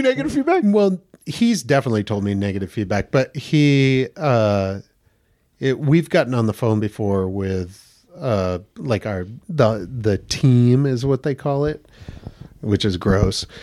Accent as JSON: {"language": "English", "town": "Damariscotta", "region": "Maine", "country": "United States", "moved": "yes", "lives_now": "Los Angeles, United States", "said": "I'm from Damariscotta, Maine"}